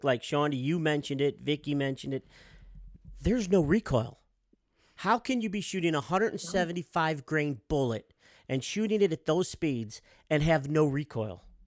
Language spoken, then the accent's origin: English; Midwest, United States; We're from the Midwest